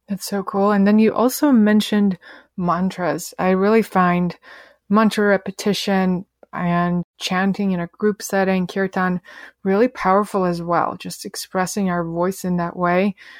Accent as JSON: {"language": "English", "country": "Russia", "tie": "born or raised there", "moved": "yes", "said": "when I was a teenager growing up in Russia"}